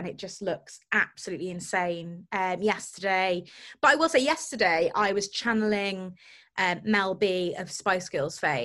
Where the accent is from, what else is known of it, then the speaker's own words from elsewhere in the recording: Cowbridge, Wales, United Kingdom; Cowbridge, which is obviously my hometown